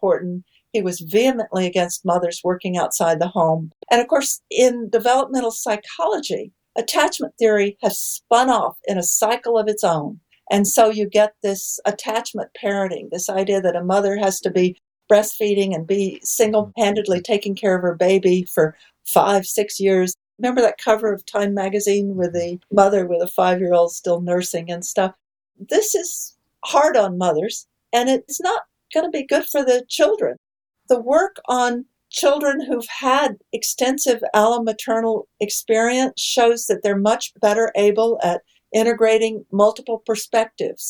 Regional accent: Texas, United States; moved away; I grew up in Texas, so I grew up playing poker

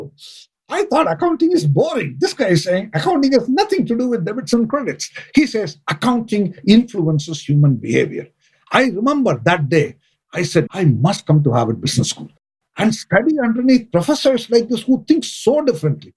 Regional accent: India; moved away; I grew up in India and I'm an accountant

